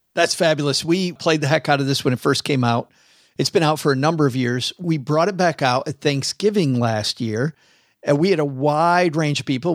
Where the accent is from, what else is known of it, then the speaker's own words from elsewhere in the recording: Midwest, United States; moved away; I'm from the Midwest